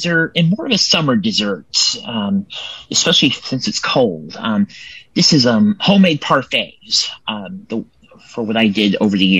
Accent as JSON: {"language": "English", "town": "Templeton", "region": "California", "country": "United States", "said": "I am from Templeton, California."}